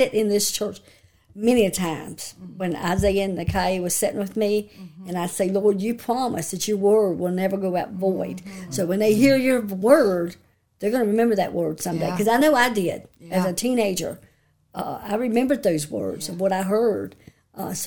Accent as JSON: {"language": "English", "town": "Elkton", "region": "Virginia", "country": "United States", "tie": "born or raised there", "said": "I grew up in Elkton, Virginia all my life"}